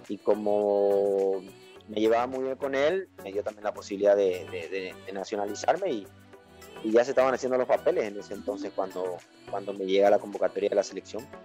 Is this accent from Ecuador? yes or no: yes; Ecuador; moved away; cuando yo salí de Ecuador, creo que salí en el 2004